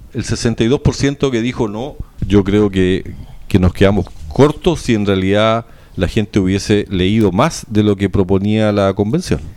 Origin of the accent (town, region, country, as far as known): Chile